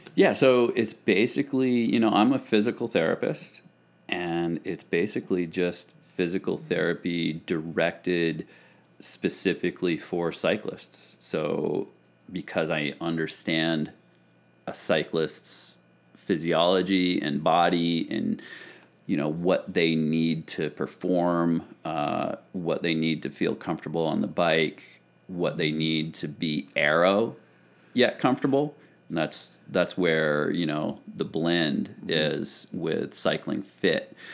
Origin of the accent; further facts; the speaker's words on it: Plattsburgh, New York, United States; moved away; also born or lived in France; back in, uh, upstate New York, where I grew up in Plattsburgh